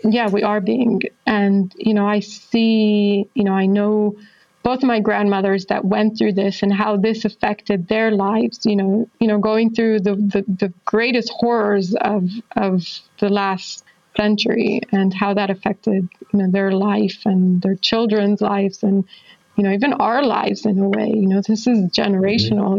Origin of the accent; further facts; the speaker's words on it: Israel; I'm from Israel